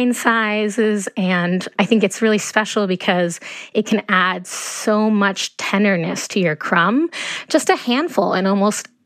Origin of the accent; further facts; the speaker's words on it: Ecuador; moved away; I grew up in Ecuador